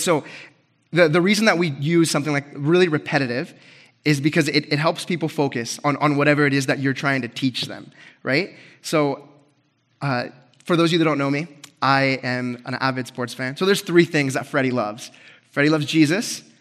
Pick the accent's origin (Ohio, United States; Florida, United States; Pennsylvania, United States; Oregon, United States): Oregon, United States; Grants Pass; moved away; So, I love my hometown